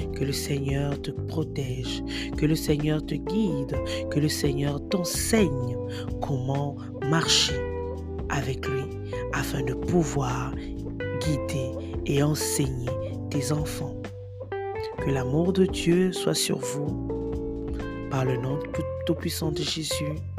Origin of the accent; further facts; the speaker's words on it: Cameroon; chez nous au Cameroun